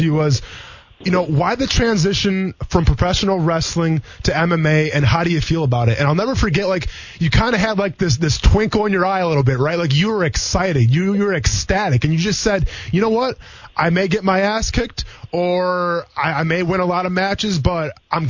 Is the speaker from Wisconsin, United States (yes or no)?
yes; Wisconsin, United States; now in Jacksonville, United States; I'm from Wisconsin